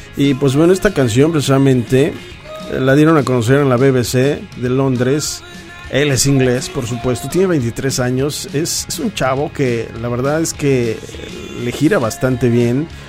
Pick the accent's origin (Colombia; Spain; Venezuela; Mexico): Mexico; Somos mexicanos